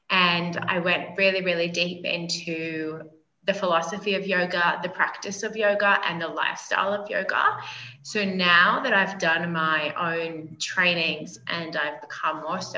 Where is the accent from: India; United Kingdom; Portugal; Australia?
Australia; moved away as an adult; now in Colombia; Originally, I'm from Australia, but I've spent the last 9 years in Colombia, South America. So I've spent a lot of time kind of neutralizing my accent.